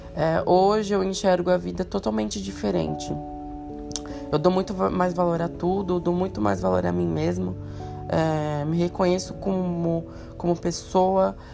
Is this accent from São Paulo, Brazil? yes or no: yes; São Paulo, Brazil; eu moro em São Paulo a minha vida inteira, nasci e criado em São Paulo, na Zona Leste